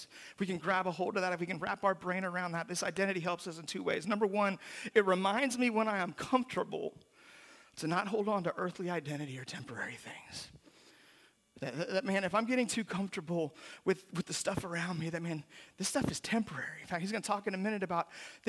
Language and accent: English; Mississippi, United States; my identity as a Southerner, as a Mississippian